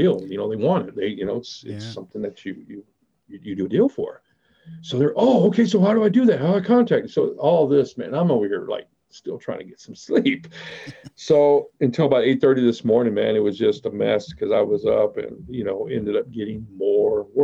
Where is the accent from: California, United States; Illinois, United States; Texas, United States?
Texas, United States; Abilene; also born or lived in Dallas, Texas; I grew up in this area because my dad ended up retiring here